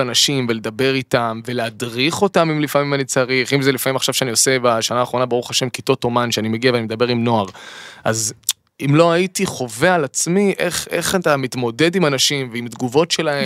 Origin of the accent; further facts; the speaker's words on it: Eilat, Southern District, Israel; גדלתי באילת